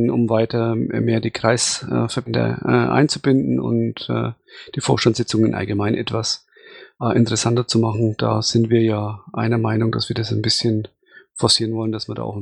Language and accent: German; Bavaria, Germany; Also dann kann ich ja als Schwabe